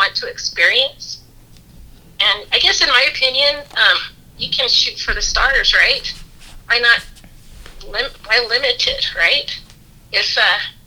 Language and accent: English; Las Vegas, Nevada, United States; I grew up in Las Vegas